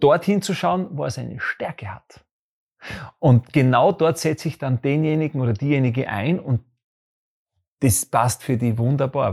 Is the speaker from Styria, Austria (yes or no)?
yes; Graz, Styria, Austria; Ich bin in Graz groß geworden, in der Grazer Innenst-, ich bin ein Grazer Innenstadtkind. Ich bin da aufgewachsen.